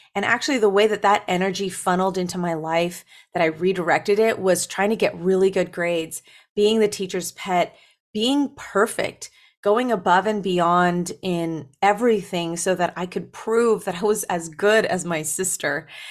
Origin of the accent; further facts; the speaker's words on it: Berrien Springs, Michigan, United States; moved away; I was born in Berrien Springs, Michigan